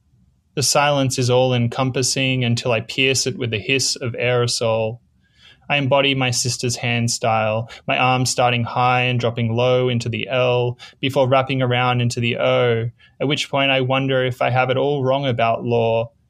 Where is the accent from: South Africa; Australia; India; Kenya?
Australia; Growing up in Australia was you know, a lot of the stereotypes are true and a lot of them aren't. I moved around a lot as a kid, a lot around on the different parts of the East Coast.